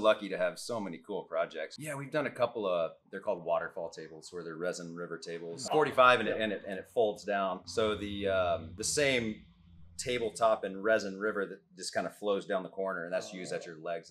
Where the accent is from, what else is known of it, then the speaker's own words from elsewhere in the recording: Jacksonville, Texas, United States; I grew up in Jacksonville.